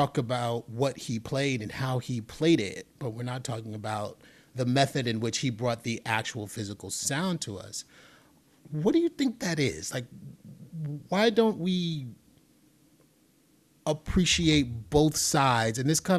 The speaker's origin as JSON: {"language": "English", "town": "New York City", "region": "New York", "country": "United States", "tie": "born or raised there", "said": "You know, I'm from the Bronx. I grew up in the Bronx in the 70s and 80s."}